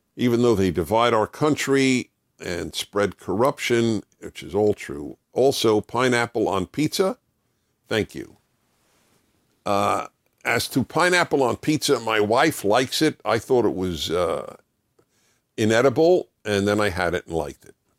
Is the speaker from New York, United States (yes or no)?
yes; New York City, New York, United States; I used to listen to the classical music station where I grew up in New York City